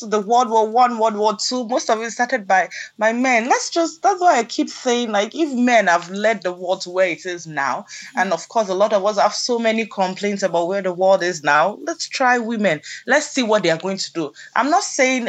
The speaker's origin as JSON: {"language": "English", "country": "Nigeria", "said": "our kids, our girls growing up in Nigeria"}